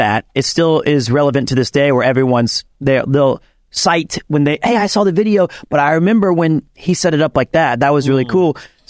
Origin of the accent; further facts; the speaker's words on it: Osaka, Japan; I'm from Osaka, so I can be like this.